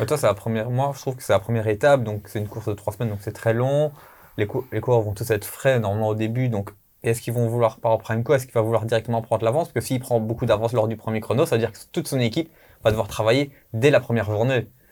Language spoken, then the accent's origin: French; Belgium; on est belge